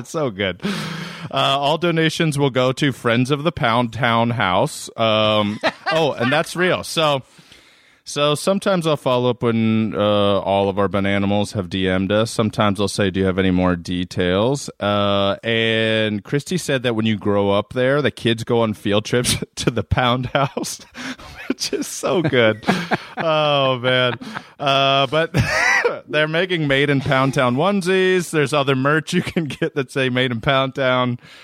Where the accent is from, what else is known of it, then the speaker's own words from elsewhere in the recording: Maryland, United States; I grew up in Maryland